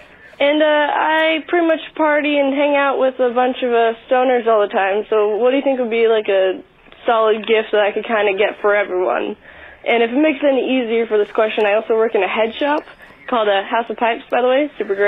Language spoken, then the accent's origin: English; Portland, Oregon, United States; I'm calling from Portland, Oregon, which, if I remember correctly, is your hometown. Mine, too. One of the few Portland natives left.